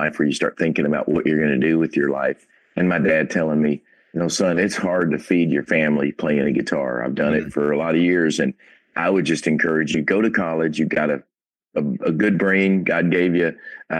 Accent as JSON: {"language": "English", "town": "Paducah", "region": "Kentucky", "country": "United States", "tie": "born or raised there", "said": "Absolutely. Yeah. Western Kentucky, which is, you know, if you know the map of Kentucky, it's the far left little corner down there, the little end of just before you fall over into Illinois."}